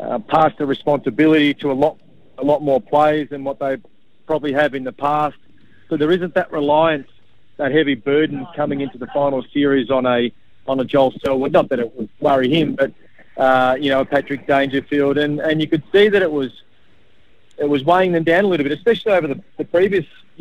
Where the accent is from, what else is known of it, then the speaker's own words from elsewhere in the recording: regional Victoria, Australia; little regional Victoria towns that are really resemble where I came from